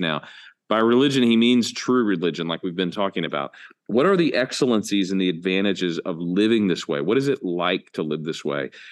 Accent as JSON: {"language": "English", "country": "United States", "said": "we as American evangelicals"}